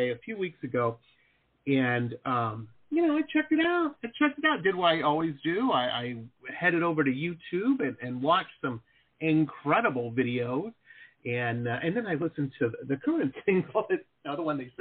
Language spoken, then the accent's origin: English; Detroit, Michigan, United States; now in Florida, United States; I grew up in Detroit, Michigan